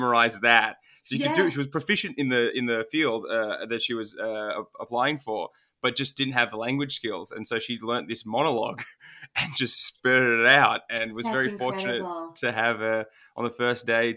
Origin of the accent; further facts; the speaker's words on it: Melbourne, Victoria, Australia; first language Turkish; English is a second language; I was born in Melbourne, Australia, so I'm first generation